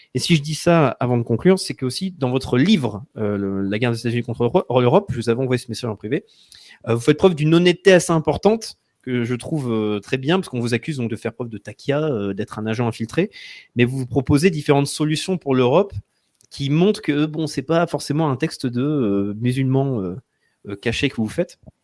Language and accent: French; France; en tant que Français qui va penser en termes de politique française